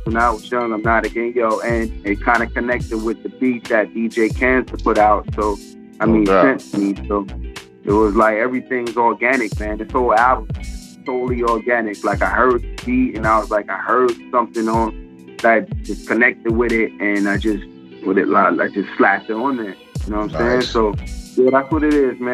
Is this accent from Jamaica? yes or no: yes; Jamaica; we all from Jamaica, man. Like, …'s really Jamaican. I'm really Jamaican